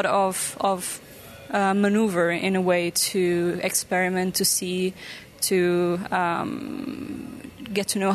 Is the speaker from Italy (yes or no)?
yes; Italy; moved away as an adult; now in Rotterdam, Netherlands; I'm actually originally from Italy.